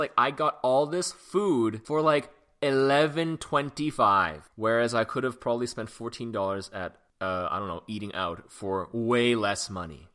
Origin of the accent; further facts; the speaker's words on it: Canada; also born or lived in Hong Kong; when I was growing up in Canada